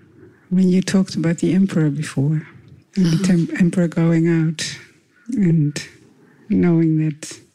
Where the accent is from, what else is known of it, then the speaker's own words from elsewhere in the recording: Netherlands; moved away as an adult; now in Australia; I'm originally from Holland. I've called Australia home for the last 18 years.